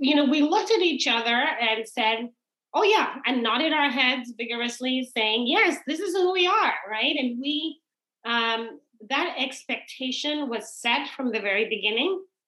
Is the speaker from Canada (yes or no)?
no; Trinidad & Tobago; also born or lived in England / New York / Nebraska / Indiana; now in United States; growing up in the Caribbean, in Trinidad